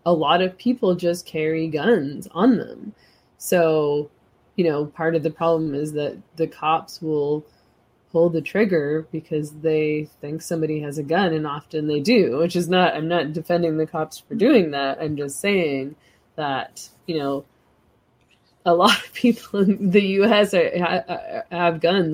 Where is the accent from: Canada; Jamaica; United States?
Canada